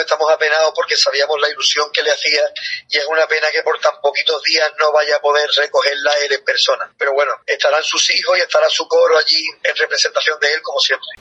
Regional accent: Andalusia, Spain; mi tierra, de, mi Andalucía

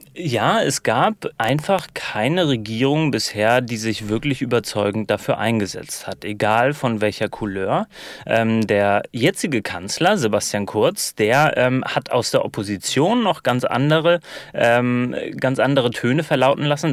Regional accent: Germany; als Piefke aus dem Ausland

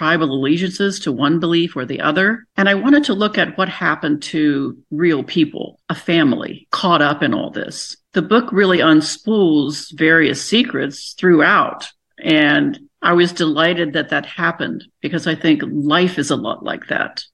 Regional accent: Buckhannon, West Virginia, United States; moved away; I grew up in Buchanan, so that's 20 minutes, you know, from Weston.

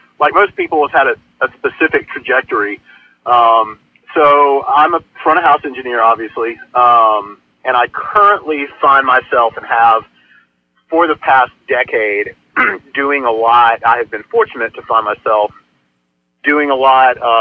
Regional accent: Athens, Georgia, United States; I'm in my hometown of Athens, Georgia.

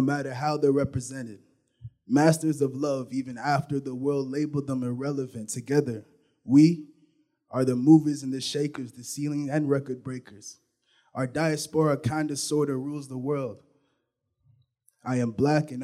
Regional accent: Vancouver, British Columbia, Canada; moved away; I was born in Vancouver. I moved around a lot, so but 10, 12 years was in Vancouver

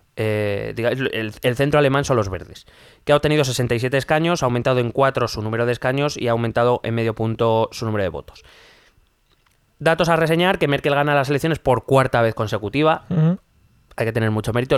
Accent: Spain; nosotros como españoles

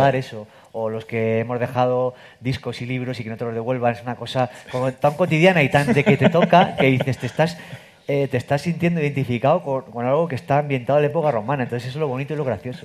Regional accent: Castilla-La Mancha, Spain; yo si soy manchego

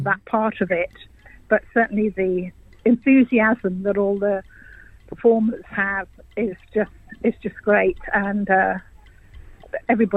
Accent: England, United Kingdom; moved away as an adult; also born or lived in Bamaga, Australia; now in Cairns, Australia; I'm English, and I actually retired over here

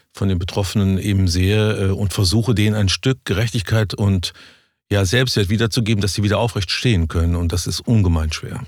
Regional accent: Cologne, North Rhine-Westphalia, Germany; ich bin Rheinländer

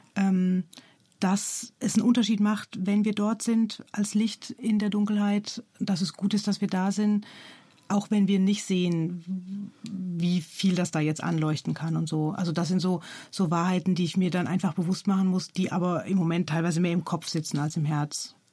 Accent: Germany; moved away; ich bin Deutsche

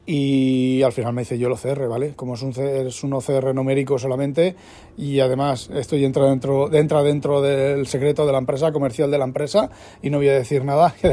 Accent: Spain; En, España estaría en el mismo gueto, siendo español. Lo que aquí, por ejemplo, no sé, en España por la renta me preocupaba yo de mirar, de estar un poco al día.

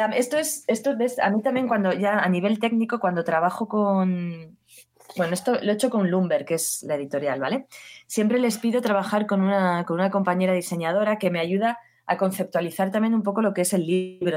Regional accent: Basque Country, Spain; now in Barcelona, Spain; yo soy del País Vasco

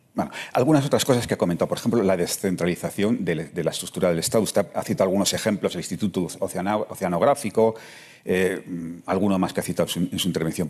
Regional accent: Madrid, Community of Madrid, Spain; yo soy madrileño.

